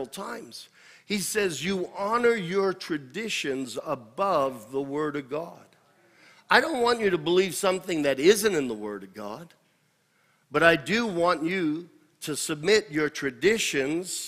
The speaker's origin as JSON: {"language": "English", "country": "United States", "said": "I am not an American first."}